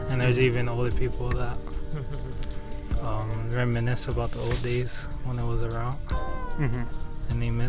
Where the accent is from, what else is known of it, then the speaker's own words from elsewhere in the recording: Tohono O'odham Reservation, Arizona, United States; I'm from Adichuk on the Rez.